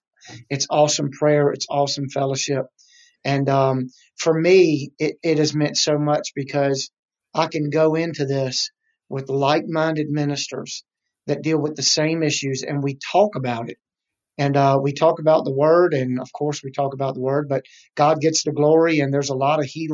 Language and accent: English; Petersburg, Virginia, United States; also born or lived in South Hill; I was born and raised. I was born in Petersburg, Virginia. Real short. Ended up living in South Hill, Virginia, which is on the border of North Carolina near Lake Gaston.